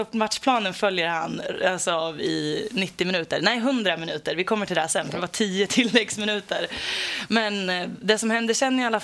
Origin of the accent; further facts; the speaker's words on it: Degerfors, Örebro County, Sweden; Jag växte upp i Degerfors. Jag har gått på Stora Valla sen jag var väldigt liten och har alltid hejat på Degerfors.